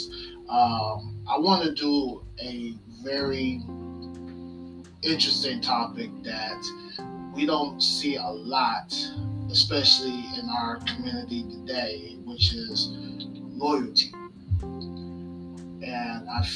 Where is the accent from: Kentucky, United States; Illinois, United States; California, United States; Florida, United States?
Florida, United States; Orlando; also born or lived in Tallahassee; I went back home to Orlando